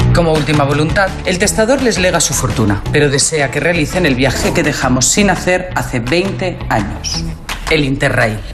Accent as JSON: {"language": "Spanish", "town": "El Provencio", "region": "Castilla-La Mancha", "country": "Spain", "tie": "born or raised there", "moved": "yes", "said": "el Provencio, mi pueblo, es, pertenece a la provincia de Cuenca. O sea, yo en ah. realidad soy nacido allí"}